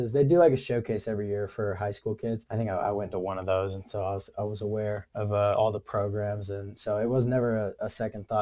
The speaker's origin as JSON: {"language": "English", "town": "Huntsville", "region": "Alabama", "country": "United States", "tie": "born or raised there", "said": "I'm actually from Alabama. I'm from Huntsville. Grew up playing in our youth program"}